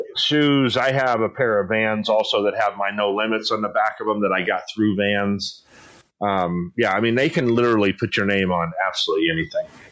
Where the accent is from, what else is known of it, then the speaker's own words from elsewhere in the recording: San Diego, California, United States; also born or lived in Poway; I grew up in East San Diego